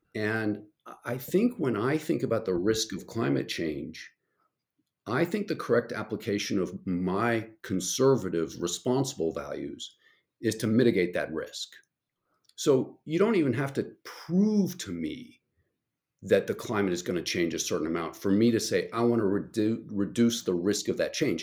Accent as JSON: {"language": "English", "town": "Albuquerque", "region": "New Mexico", "country": "United States", "tie": "born or raised there", "said": "I grew up in Albuquerque, New Mexico"}